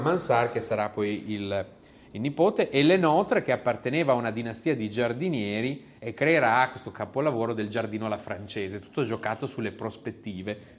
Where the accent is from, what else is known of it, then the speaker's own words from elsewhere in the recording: near Modena, Emilia-Romagna, Italy; dalle nostre parti, anzi dalle mie parti, vicino a Modena